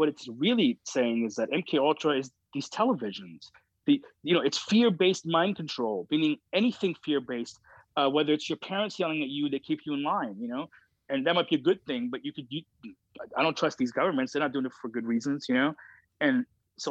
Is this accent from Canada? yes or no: yes; Canada